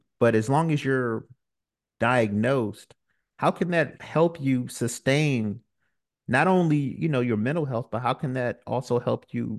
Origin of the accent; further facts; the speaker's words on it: Brooklyn, New York, United States; I'm from Brooklyn, New York, where, you know, you may see a couple neighbors